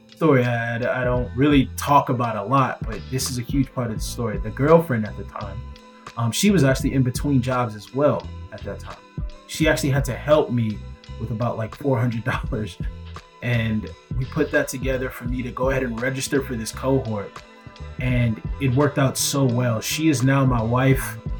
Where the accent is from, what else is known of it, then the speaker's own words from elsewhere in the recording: Nigeria; I'm Nigerian